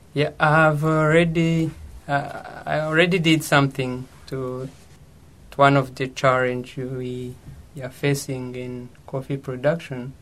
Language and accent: English; Rwanda; moved away as an adult; now in Japan; I'm from Rwanda